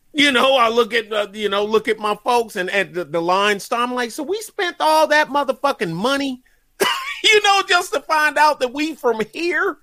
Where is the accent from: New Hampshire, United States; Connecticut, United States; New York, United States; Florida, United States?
New York, United States; New York City; I'm from Crown Heights, and my family is Jamaica.